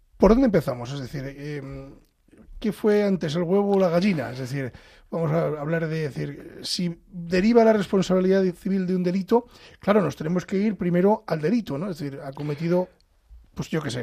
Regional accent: Pedro Bernardo, Castile and León, Spain; en mi pueblo, en Pedro Bernardo

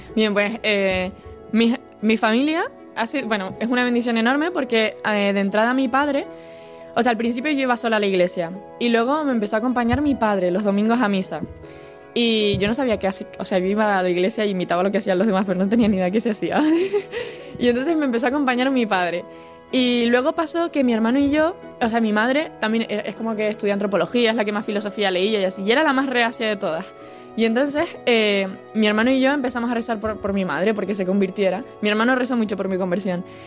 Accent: Tenerife, Canary Islands, Spain; moved away as an adult; now in Santiago de Compostela, Spain; soy de Tenerife y estoy estudiando aquí en Santiago de Compostela

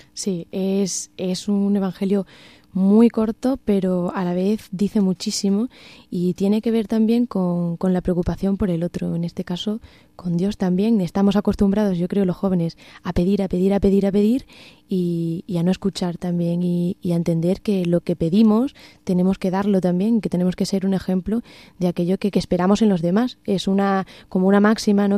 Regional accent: Castuera, Extremadura, Spain; moved away as an adult; now in Cáceres, Spain; Soy de Castuera, pero bueno, ya llevo casi 10 años aquí en Cáceres

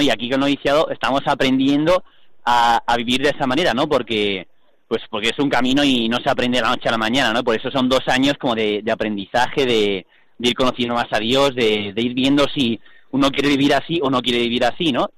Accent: Seville, Andalusia, Spain; soy de Sevilla

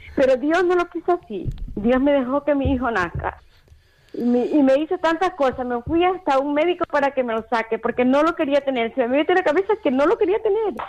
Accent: Ecuador; yo soy de Ecuador

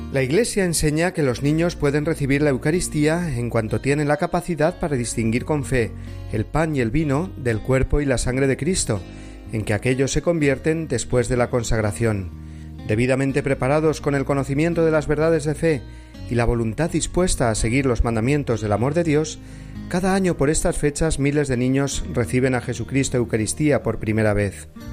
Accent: Cuenca, Castilla-La Mancha, Spain; el día de la patrona de mi ciudad natal de Cuenca, la Virgen de la Luz

